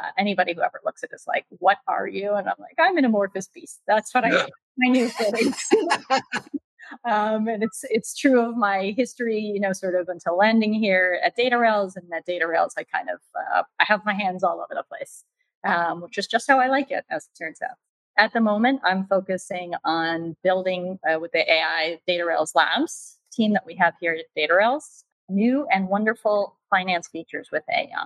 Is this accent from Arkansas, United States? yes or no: no; New York City, New York, United States; New York City